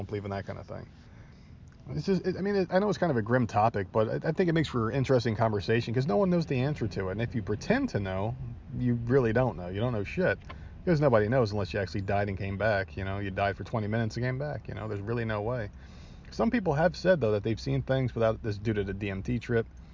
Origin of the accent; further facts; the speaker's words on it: New Jersey, United States; born and raised in New Jersey